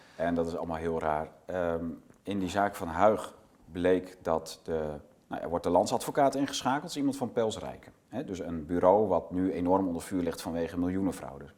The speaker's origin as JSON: {"language": "Dutch", "country": "Netherlands", "said": "we als Nederlanders"}